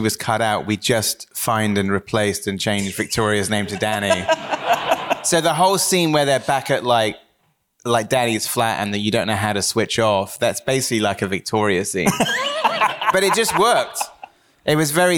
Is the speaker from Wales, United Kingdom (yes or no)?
no; Wells, South West England, United Kingdom; moved away; growing up in Somerset